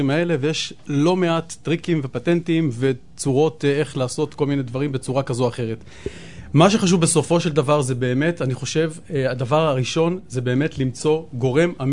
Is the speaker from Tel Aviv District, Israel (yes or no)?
yes; Tel Aviv, Tel Aviv District, Israel; אבל אני גדלתי, כשהייתי קטן, גדלתי פה די קרוב בדר יוסף, ו- ו- וזה היה שכונת פשע.